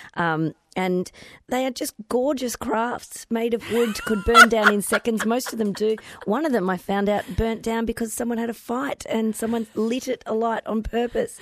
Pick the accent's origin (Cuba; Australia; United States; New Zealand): Australia; Victoria; moved away; I grew up on the Murray